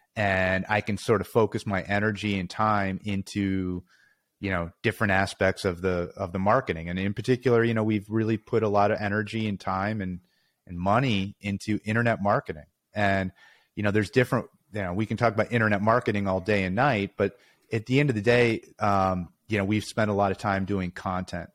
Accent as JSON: {"language": "English", "town": "Chicago", "region": "Illinois", "country": "United States", "tie": "born or raised there", "also_born_or_lived": "Pennsylvania", "said": "born and raised in Chicago"}